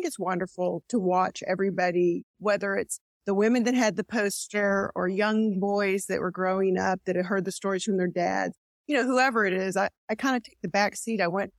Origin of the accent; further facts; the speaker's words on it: Louisville, Kentucky, United States; moved away; also born or lived in Texas; I was from Louisville, Kentucky.